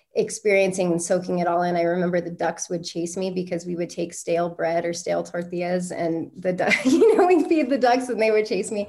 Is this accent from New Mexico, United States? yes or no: yes; Albuquerque, New Mexico, United States; growing up in Albuquerque, I grew up in a really poor neighborhood